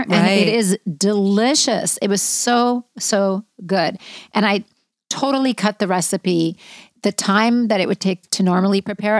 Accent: Israel; moved away; I'm Middle Eastern. I'm from Israel. I was born there.

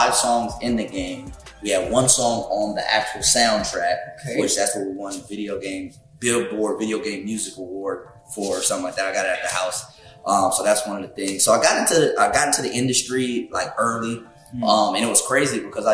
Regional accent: California, United States; I'm from Pequannock, California. Okay. Born and raised.

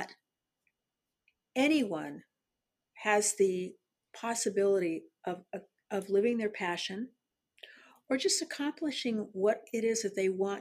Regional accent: San Diego, California, United States; I was born in San Diego, California, and I was born at Mercy Hospital

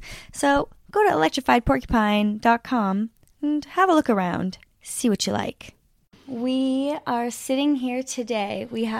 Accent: Ontario, Canada; I'm from Northern Ontario, so I'm very much

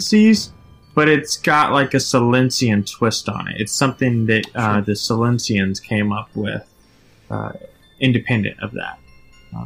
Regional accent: Nashville, Tennessee, United States; Nashville, which is my hometown

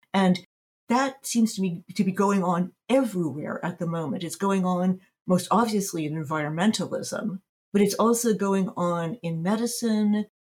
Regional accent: United States; now in Berlin, Germany; I'm based in Berlin, Germany. But I spend, I'm American.

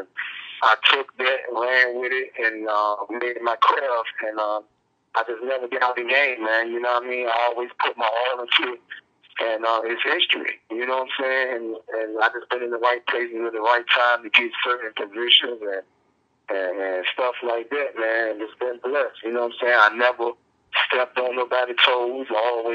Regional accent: Berkeley, United States; also born or lived in Booker T area; so I'm born and raised in Berkeley. I moved in front of Booker T when I was like 10 years old

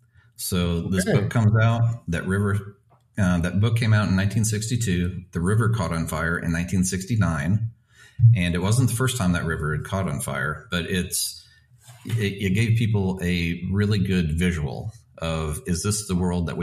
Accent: United States; moved away as an adult; also born or lived in Russia / United Kingdom; Something I loved about Russia, being an American

